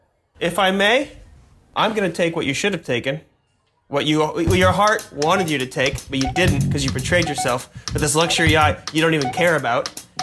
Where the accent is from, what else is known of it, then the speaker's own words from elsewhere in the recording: near Cape Canaveral, Florida, United States; moved away; I grew up near Cape Canaveral.